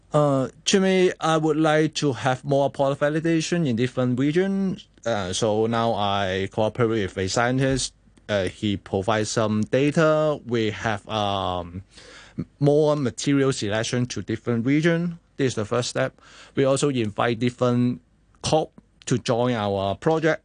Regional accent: Hong Kong; as a Hong Kongers

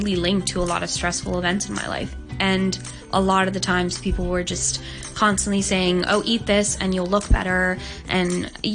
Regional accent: Hong Kong; I was born and raised in Hong Kong

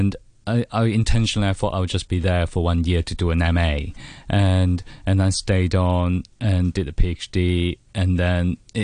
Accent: Hong Kong; moved away as an adult; now in United Kingdom; I'm a poet and also a fiction writer. I was born in Hong Kong in 1979, and I was born educated here. And I went to the Chinese University of Hong Kong.

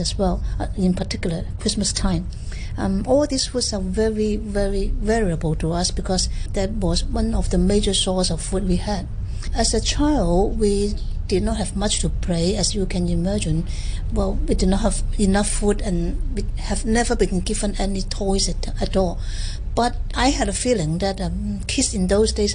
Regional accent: Hong Kong; I was born in Sha Kee Wan, being the youngest of the family.

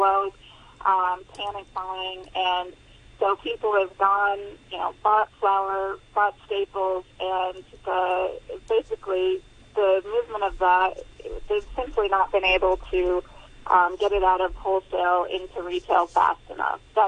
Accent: United States; now in Hong Kong; I'm obviously from there originally. You can tell by my accent

